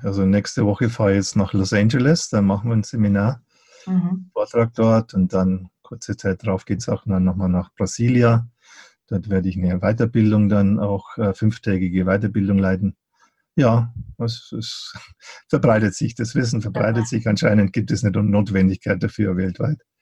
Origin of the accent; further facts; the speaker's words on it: Eichstätt, Bavaria, Germany; ich habe ja schon in meiner Gymnasialzeit, habe ich, da gab es so eine Buchhandlung bei uns in Eichstätt